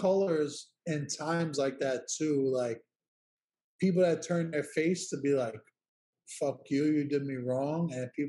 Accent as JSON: {"language": "English", "town": "New York City", "region": "New York", "country": "United States", "said": "I'm from Williamsburg, Brooklyn."}